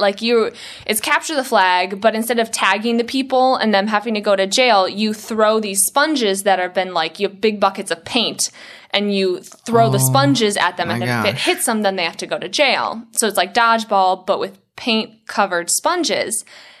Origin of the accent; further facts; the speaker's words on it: Ireland; The fake tan too, because I'm pretty pale because I'm Irish.